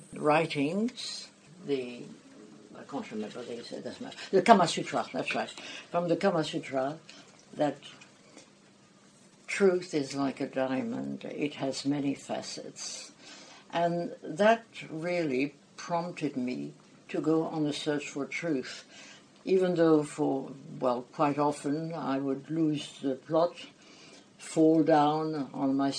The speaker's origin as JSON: {"language": "English", "country": "France", "tie": "born or raised there", "moved": "yes", "lives_now": "Australia", "said": "I was born in France. I was brought up as a French woman."}